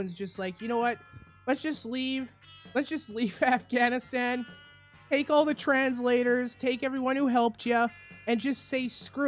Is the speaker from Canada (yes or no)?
yes; Canada; we're back on in Canada, my home country